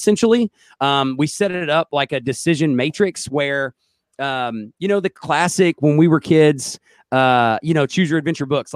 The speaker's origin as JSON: {"language": "English", "region": "Oklahoma", "country": "United States", "said": "I'm from Oklahoma."}